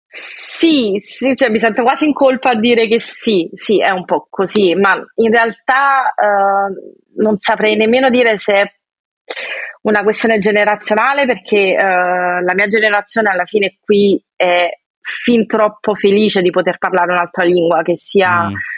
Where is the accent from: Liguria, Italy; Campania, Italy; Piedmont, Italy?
Campania, Italy; Piano di Sorrento; moved away as an adult; also born or lived in Lausanne, Switzerland; now in Paris, France; vengo da Sorrento, più precisamente Piano di Sorrento